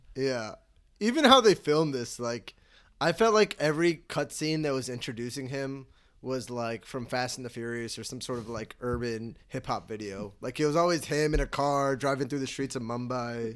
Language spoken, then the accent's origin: English; Chicago, Illinois, United States; I'm from Chicago